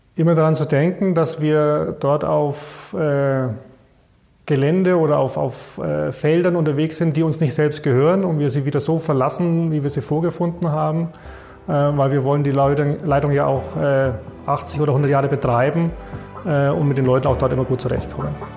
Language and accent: German; Bayreuth, Bavaria, Germany; also born or lived in Erlangen; ich bin, glaube ich, einer der wenigen gebürtigen Bayreuther, die hier bei der Tenet arbeiten. Also ich bin hier in Bayreuth zur Schule gegangen